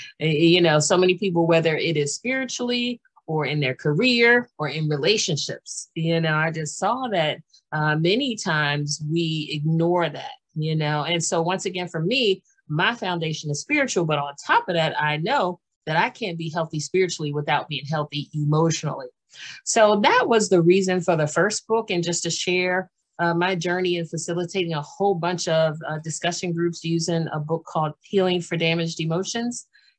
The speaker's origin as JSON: {"language": "English", "town": "Washington", "region": "District of Columbia", "country": "United States", "tie": "born there", "also_born_or_lived": "Maryland / Pennsylvania / New Jersey / North Carolina", "said": "I was born in Washington, D.C., and I've lived in Maryland and Pennsylvania and New Jersey. And Pennsylvania. And then we went to North Carolina and also lived in Georgia."}